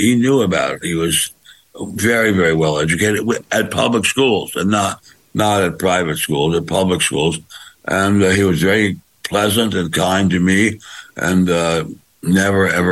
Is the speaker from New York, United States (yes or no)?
no; Washington, District of Columbia, United States; now in Beverly Hills, United States; I grew up in Washington, D.C.